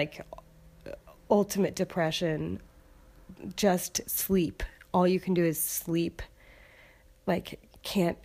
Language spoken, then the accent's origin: English; Seattle, Washington, United States; moved away; I am from Seattle